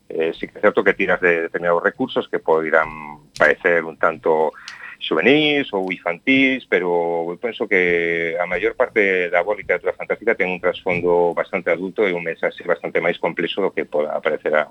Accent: Taragoña, Galicia, Spain; que é o Castro Barbudo de Taragoña, da miña aldea

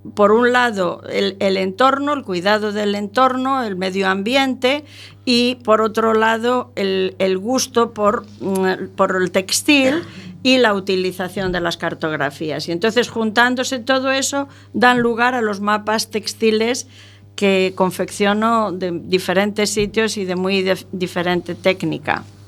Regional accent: Albacete, Castilla-La Mancha, Spain; yo nací en Albacete

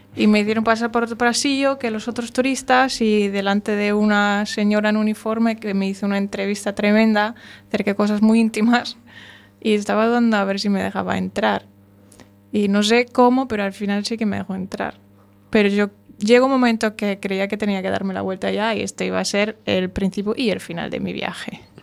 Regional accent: Germany; yo siendo alemana y apareciendo alemana

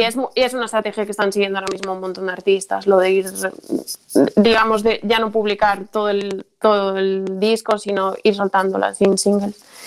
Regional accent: Carballo, Galicia, Spain; somos todos de Carvalho

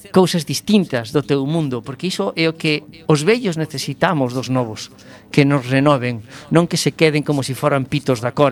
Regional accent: Vigo, Galicia, Spain; son de Vigo. y en Vigo conducimos ben.

